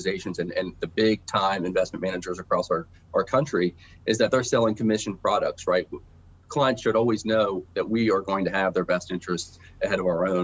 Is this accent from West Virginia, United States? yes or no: yes; Ripley, West Virginia, United States; moved away as an adult; also born or lived in Nashville, Tennessee; There was a health club that I worked out at growing up in Ripley